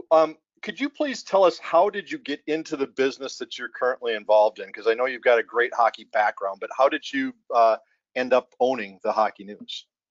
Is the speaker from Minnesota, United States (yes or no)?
yes; Minnesota, United States; moved away; growing up in Minnesota